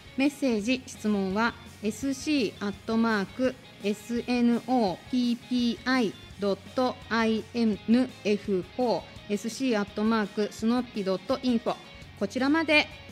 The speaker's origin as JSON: {"language": "Japanese", "region": "Tokyo", "country": "Japan", "tie": "born or raised there", "moved": "as an adult", "lives_now": "Shizuoka, Japan", "said": "実は私東京出身なんですけど、あの親の仕事の絡みもあって、静岡に来て"}